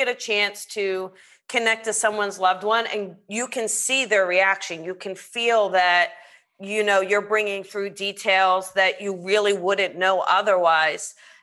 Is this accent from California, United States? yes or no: no; south of Cherry Hill, New Jersey, United States; now in Los Angeles, United States; I'm from New Jersey